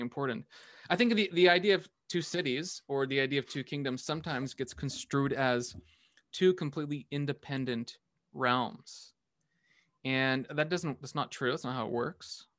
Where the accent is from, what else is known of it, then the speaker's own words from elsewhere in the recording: Canada; as a Canadian